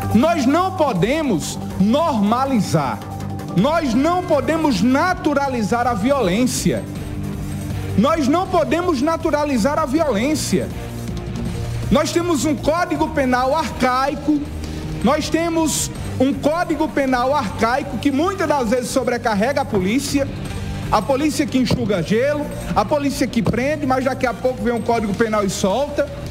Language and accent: Portuguese; Brazil; brasileiro que sou